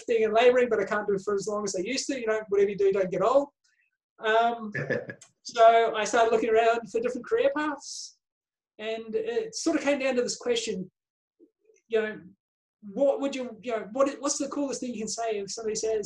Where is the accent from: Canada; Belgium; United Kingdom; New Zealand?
New Zealand; out of Wellington; moved away as an adult; now in Australia; I grew up around New Zealand. I moved to Australia about 30 odd years ago. I grew up on farms and we moved around a bit.